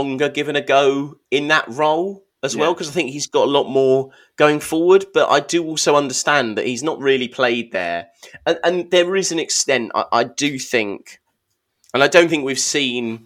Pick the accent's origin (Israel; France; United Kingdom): United Kingdom; I am British